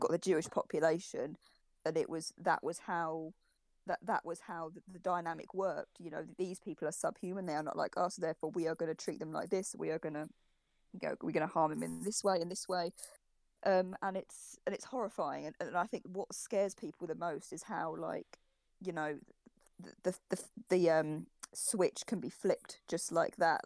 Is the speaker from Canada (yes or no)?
no; United Kingdom; we're all British here, but I've never been to America